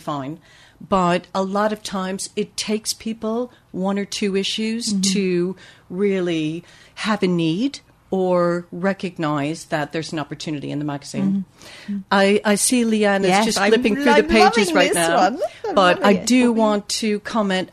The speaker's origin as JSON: {"language": "English", "region": "upstate New York", "country": "United States", "moved": "as an adult", "lives_now": "United Kingdom", "said": "From upstate New York"}